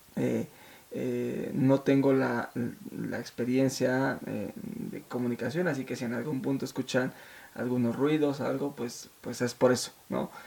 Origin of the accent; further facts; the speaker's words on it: Mexico City, Mexico; nos venimos a la Ciudad de México hace pues, muchos años y con una mano adelante y la otra atrás, eh, mi madre nos sacó, me sacó adelante trabajando en casa, haciendo pues las labores domésticas de otras personas llevándome a la escuela